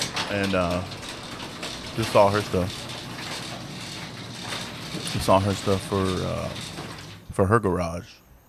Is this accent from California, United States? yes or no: yes; Los Angeles, California, United States; I was born in East L.A., dude.